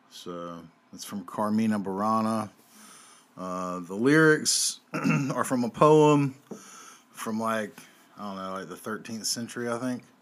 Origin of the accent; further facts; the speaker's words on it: Southern United States, United States; I'm a Southerner.